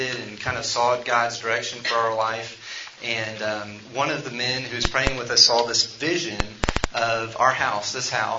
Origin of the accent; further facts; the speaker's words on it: Memphis, Tennessee, United States; I'm from Memphis